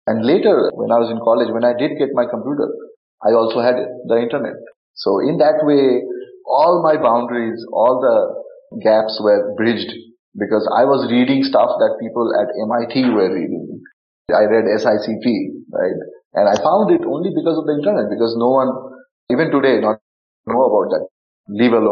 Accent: India; I grew up in India and also some of the most remote parts of the country. And we didn't have internet.

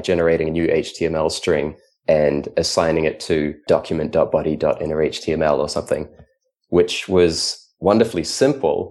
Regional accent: New Zealand; I grew up in New Zealand

